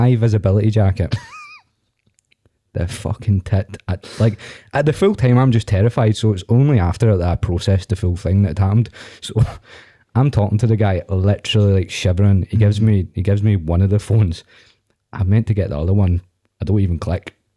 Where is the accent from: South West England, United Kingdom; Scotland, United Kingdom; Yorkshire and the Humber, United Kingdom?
Scotland, United Kingdom; Viewpark; I'm from View Park, but that's not any better.